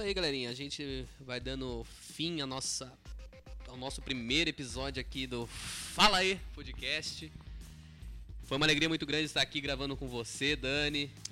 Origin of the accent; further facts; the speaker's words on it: Taubaté, São Paulo, Brazil; a gente é aqui de Taubaté, São Paulo, interior